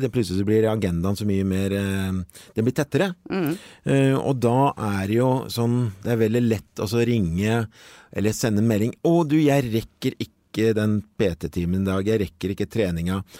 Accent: Norway; vi egentlig som nordmenn

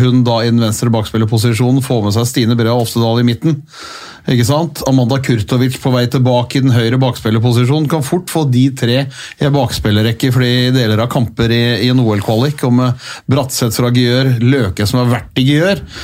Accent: Holmestrand, Vestfold, Norway; som vi fra Holmestrand sa

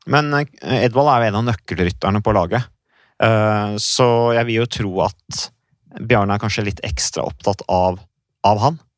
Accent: Norway; Vi har jo ikke hatt noen kultur for det egentlig hjemme i Norge.

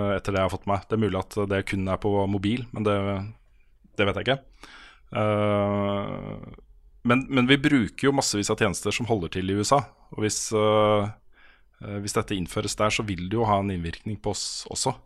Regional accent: Norway; som nordmann

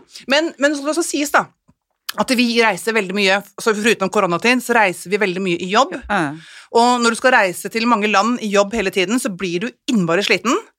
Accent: Ski, Akershus, Norway; moved away as an adult; also born or lived in Oslo; now in Kolbotn, Norway; nærmere der jeg kommer fra. For jeg er jo skijente

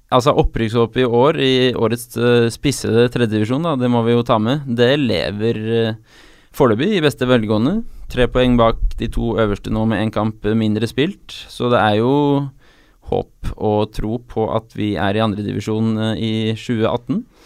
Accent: Oslo, Norway; Jeg er fra Ullevål

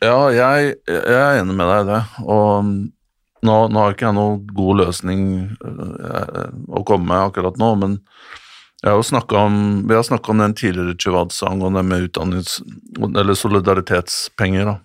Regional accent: Norway; som nordmann

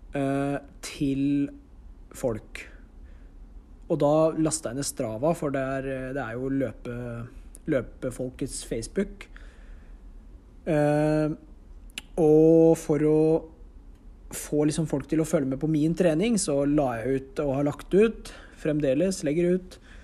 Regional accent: Notodden, Telemark, Norway; jeg kommer fra Notodden og bor der nå

